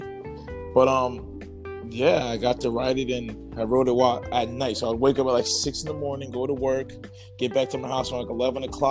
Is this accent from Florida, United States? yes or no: no; New Jersey, United States; I'm out of Central Jersey